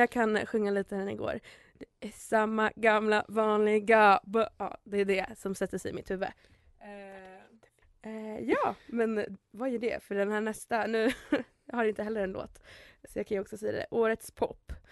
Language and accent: Swedish; Märsta, Stockholm County, Sweden; Jag är från Märsta